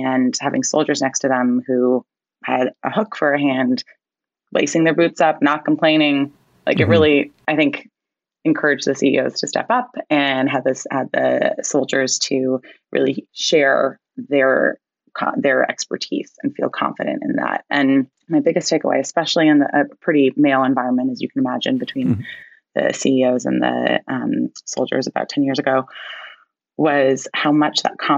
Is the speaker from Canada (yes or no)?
yes; Canada; I am Canadian, if it's not already abundantly clear.